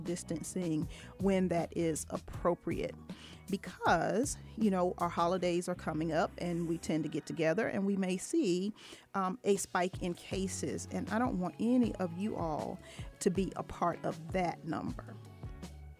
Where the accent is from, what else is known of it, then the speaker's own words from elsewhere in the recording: Virginia, United States; moved away; my hometown in Virginia